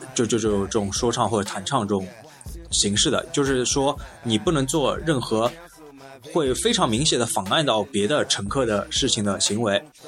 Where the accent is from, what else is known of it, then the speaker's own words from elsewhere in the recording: Shanghai, China; 虽然我是，是一个上海人啊